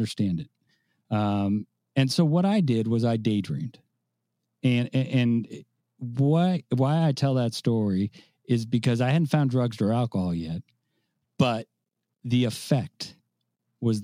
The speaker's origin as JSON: {"language": "English", "town": "San Francisco", "region": "California", "country": "United States", "tie": "born or raised there", "moved": "as an adult", "lives_now": "Tampa, United States", "said": "I do live in Tampa, Florida, but I am from San Francisco, and I probably will be saying that for the rest of my life, although I've lived in Tampa for 20 years. But I grew up in San Francisco."}